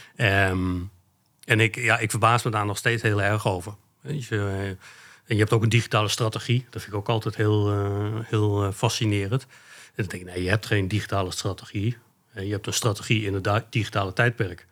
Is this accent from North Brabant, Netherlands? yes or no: no; Achterhoek, Gelderland, Netherlands; moved away as an adult; now in Arnhem, Netherlands; mijn roots liggen in de Achterhoek. Daar ben ik geboren en getogen